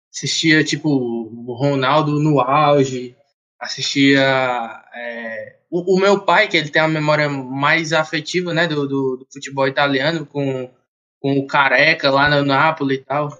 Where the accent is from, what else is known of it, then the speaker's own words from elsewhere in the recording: Fortaleza, Ceará, Brazil; Sou aqui natural de Fortaleza